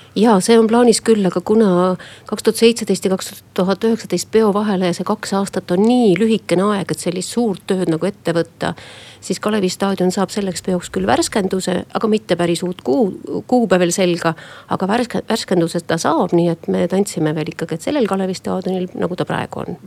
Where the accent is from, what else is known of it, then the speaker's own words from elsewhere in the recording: Estonia; me oleme eestlased et me elame siin vabas Eestis